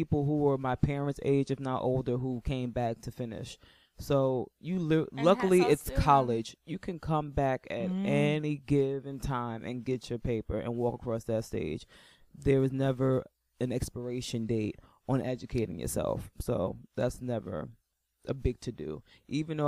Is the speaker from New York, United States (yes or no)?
yes; New York, United States; I'm a New Yorker